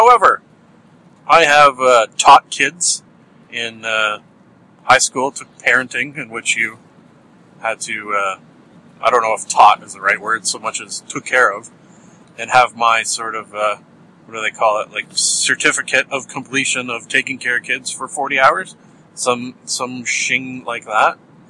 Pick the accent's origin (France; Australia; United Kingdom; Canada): Canada; Because I'm Canadian. We talk about weather.